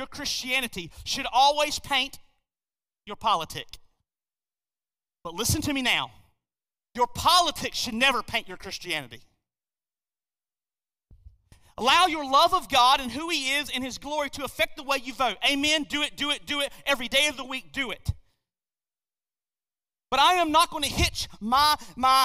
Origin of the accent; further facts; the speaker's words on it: United States; I am born an American